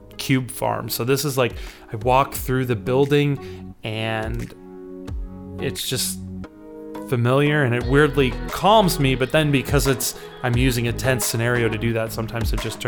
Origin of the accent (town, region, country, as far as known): Chicago, Illinois, United States